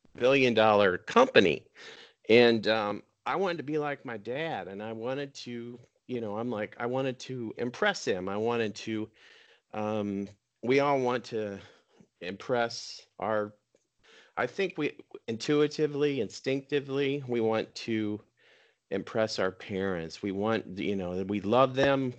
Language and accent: English; Minnesota, United States; I grew up water skiing in Minnesota